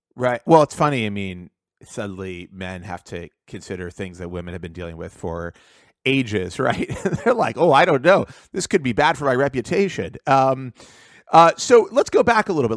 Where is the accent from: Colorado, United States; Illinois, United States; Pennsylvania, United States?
Pennsylvania, United States; Pittsburgh; I grew up in Pittsburgh